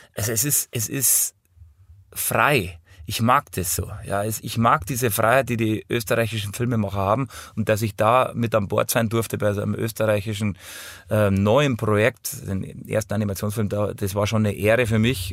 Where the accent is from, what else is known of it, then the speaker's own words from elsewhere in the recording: Hausham, Bavaria, Germany; ich bin in Hausham aufgewachsen